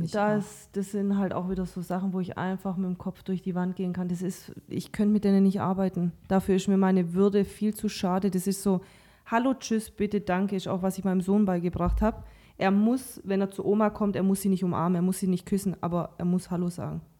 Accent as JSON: {"language": "German", "country": "Croatia", "said": "Also äh, ich komme ja auch aus Kroatien, du aus Kasachstan."}